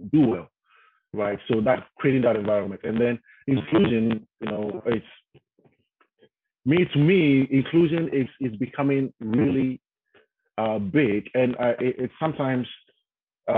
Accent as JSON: {"language": "English", "country": "Ghana", "moved": "as an adult", "lives_now": "United States", "said": "I'm from Ghana, West Africa, right? And when I came to the States, when I relocated to the States, I had to relearn a lot of stuff, right? Because the way I grew up, my background is different"}